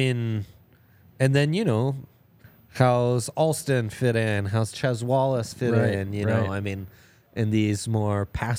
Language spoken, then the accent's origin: English; Italy; So I grew up in Italy.